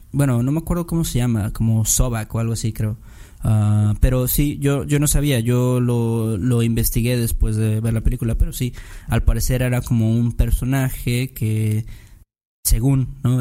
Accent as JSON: {"language": "Spanish", "country": "Mexico", "said": "Como hacemos en México"}